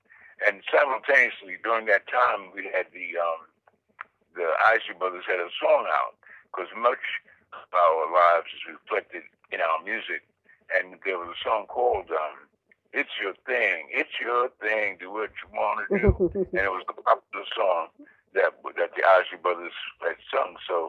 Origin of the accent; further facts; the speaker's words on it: New York City, New York, United States; I was raised in Queens, New York, actually, the section I was raised in is called South Jamaica.